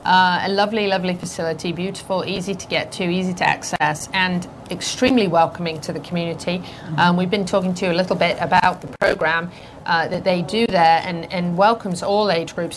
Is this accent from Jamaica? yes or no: no; United Kingdom; accent: British; now in Ocala, United States; my British accent